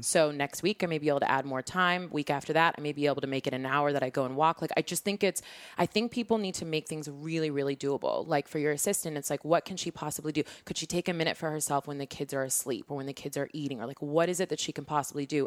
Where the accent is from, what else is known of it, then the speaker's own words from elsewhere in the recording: Seattle, Washington, United States; born and raised in Seattle